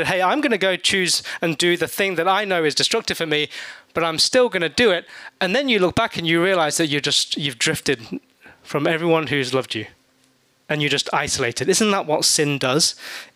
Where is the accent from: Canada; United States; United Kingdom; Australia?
United Kingdom; England; moved away; Growing up in England